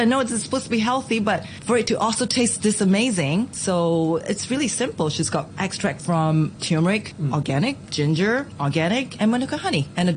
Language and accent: English; Singapore; moved away as an adult; now in Hong Kong; Being Singaporean, Southeast Asians